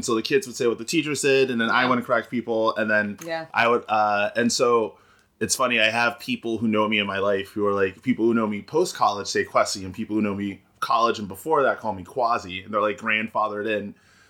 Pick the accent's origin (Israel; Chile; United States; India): United States; New York City, New York; moved away as an adult; also born or lived in Ghana (family); now in Boston, United States; I'm born and raised in the Bronx. But all the adults in my family are from Ghana, in West Africa.